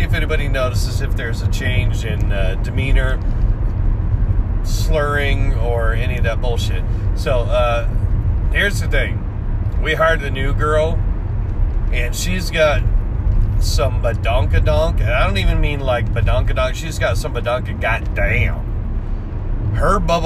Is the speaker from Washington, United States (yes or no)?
yes; Washington, United States; moved away; I grew up in Washington. I learned to drive in Washington